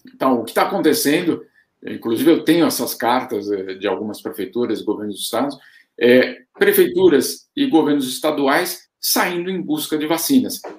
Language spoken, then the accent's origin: Portuguese; Brazil; now in Switzerland